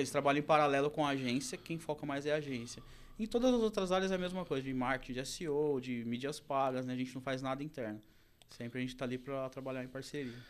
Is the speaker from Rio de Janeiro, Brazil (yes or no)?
no; interior of São Paulo, Brazil; eu também sou do interior de São Paulo